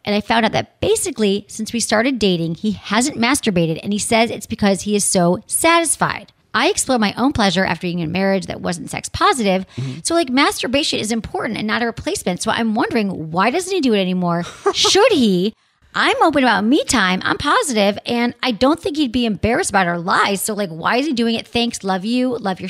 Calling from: Michigan, United States; I'm from Michigan and I'm 23 years old.

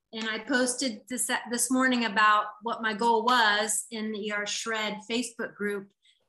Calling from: Hawaii, United States; Hawaii, Hawaii.

